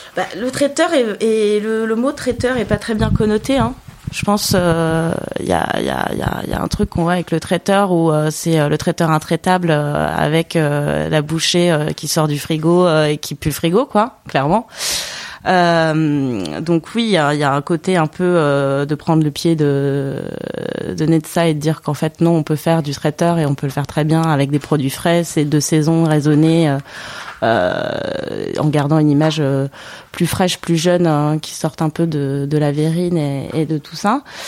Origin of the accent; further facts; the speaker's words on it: Basque Country, Nouvelle-Aquitaine, France; moved away; je viens d'un coin de la France où il y a un terroir assez riche